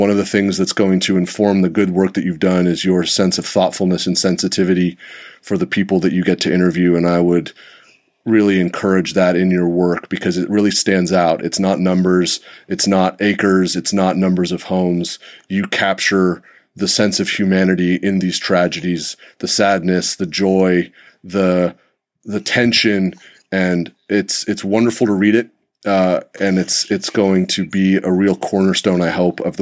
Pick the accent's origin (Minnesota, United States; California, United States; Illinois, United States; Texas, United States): California, United States; Santa Rosa; I did grow up here. This is my hometown. My high school is the one that I graduated from, Cardinal Newman High School